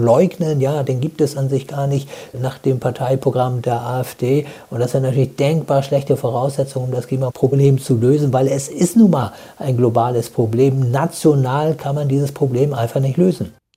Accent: Germany; bei uns in Deutschland

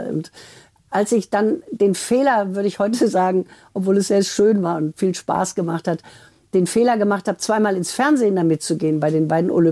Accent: Essen, North Rhine-Westphalia, Germany; Und ich komme ja aus Essen, also ich kann den auch.

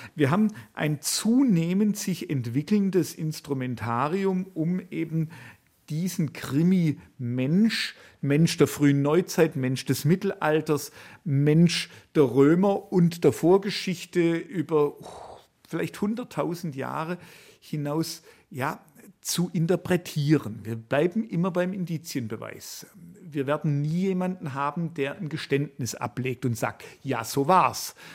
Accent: Swabia, Germany; accent: Swabian; ich habe einen schwäbischen Akzent

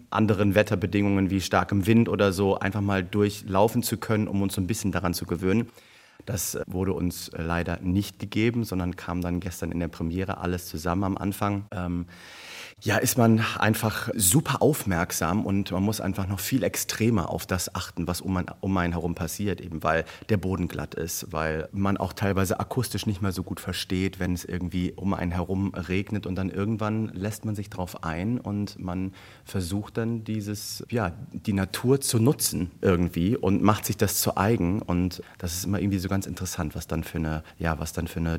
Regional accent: Wuppertal, North Rhine-Westphalia, Germany; in meiner Heimatstadt, in meinem Heimatwohnort äh, Wuppertal an der Oper spielen zu dürfen

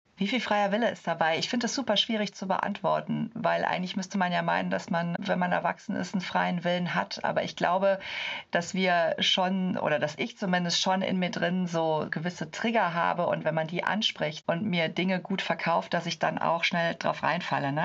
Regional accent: Cologne, North Rhine-Westphalia, Germany; ich komme aus Köln

